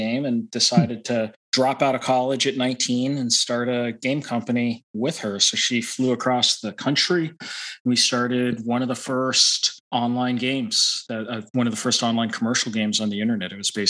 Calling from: Boston, Massachusetts, United States; I'm in the East Coast around Boston.

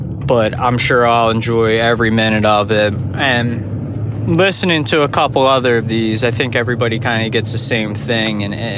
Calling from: Philadelphia, Pennsylvania, United States; This is …. I'm coming in from Philadelphia, Pennsylvania, in the United States.

